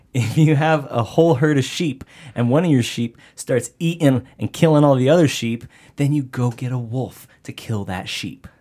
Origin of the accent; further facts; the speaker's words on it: Pinal County, Arizona, United States; I grew up in Pinal County